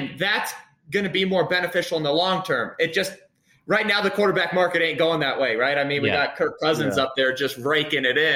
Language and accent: English; Colorado, United States; I'm from Colorado